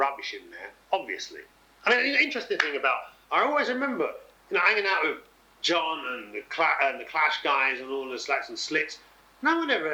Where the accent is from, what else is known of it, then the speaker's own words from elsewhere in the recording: England, United Kingdom; I'm this English dread